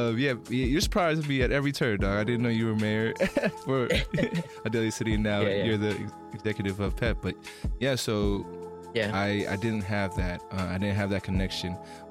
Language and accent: English; Bay Area, California, United States; I'm a person who feels a little disconnected, you know, from Filipino history. It's weird because growing up in the Bay Area